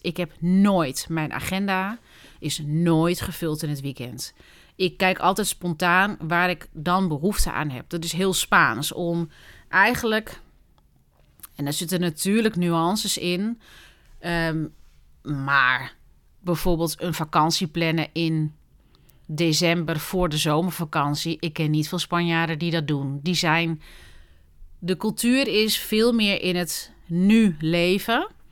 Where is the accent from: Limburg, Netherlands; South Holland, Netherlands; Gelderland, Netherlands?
Gelderland, Netherlands; Doetinchem; Ik ben opgegroeid in Doetinchem, of all places, in de Achterhoek.